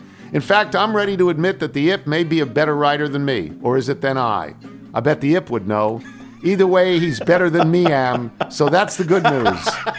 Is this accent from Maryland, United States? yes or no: yes; Baltimore, Maryland, United States; now in Dana Point, United States; retired in beautiful Dana Point, California, a beach town halfway between L.A. and San Diego, but I grew up in Baltimore.